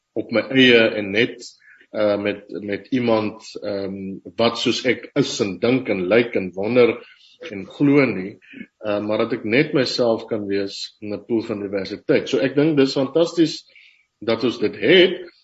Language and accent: Afrikaans; Upington, Northern Cape, South Africa; Ek is op Appington gebore